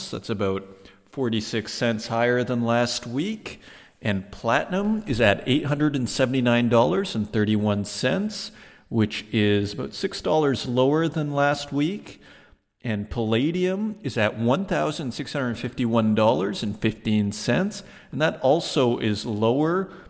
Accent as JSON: {"language": "English", "country": "Germany", "said": "Yeah, I'm from Germany. I'm, uh, I'm a stock market guy"}